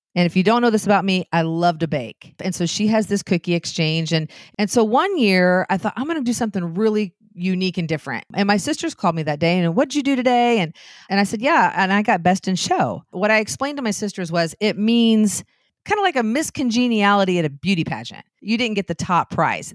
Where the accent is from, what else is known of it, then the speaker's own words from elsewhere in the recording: Anderson, Indiana, United States; Anderson, where I lived, my hometown